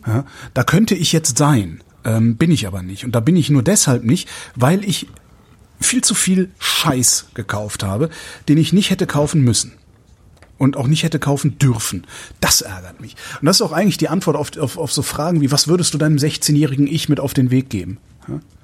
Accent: Cologne, North Rhine-Westphalia, Germany; now in Berlin, Germany; wenn ich jetzt so meine Heimatstadt nehme, Köln

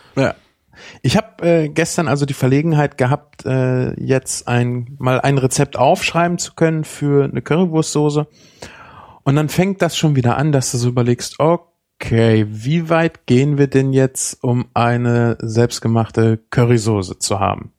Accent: Germany; bei uns, wir sind Deutsche

